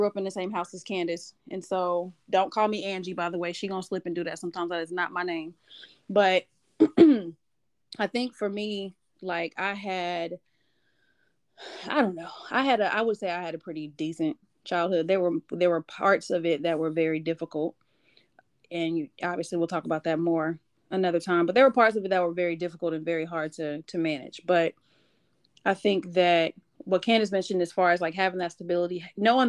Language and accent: English; Wichita, Kansas, United States; moved away as an adult; now in Atlanta, United States; growing up in Wichita